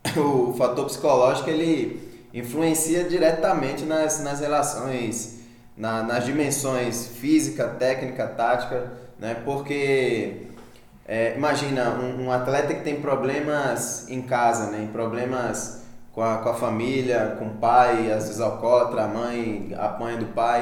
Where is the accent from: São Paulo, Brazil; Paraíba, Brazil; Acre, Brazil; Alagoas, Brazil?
Alagoas, Brazil; Maceió; now in Araxá, Brazil; eu sou, eu sou de Maceió, eu moro aqui em Araxá há quatro anos já